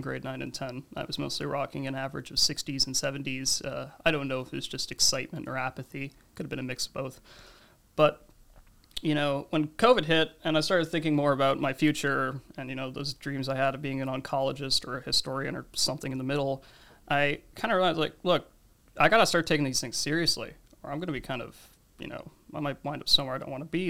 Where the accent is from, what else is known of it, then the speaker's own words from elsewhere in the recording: New Jersey, United States; also born or lived in Canada; now in Toronto, Canada; I was born in New Jersey, but I've lived in Canada for about a decade now.